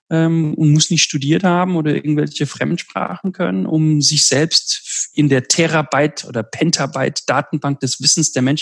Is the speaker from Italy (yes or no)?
yes; Southern Italy, Italy; Also in Süditalien, wo ich herkomme, hat sich 2000 Jahre lang in manchen Dörfern das Griechische gehalten.